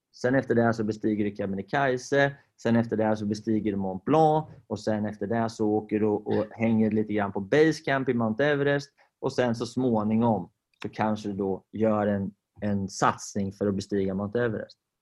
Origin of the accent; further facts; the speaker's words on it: Sweden; Vi är ju svenskar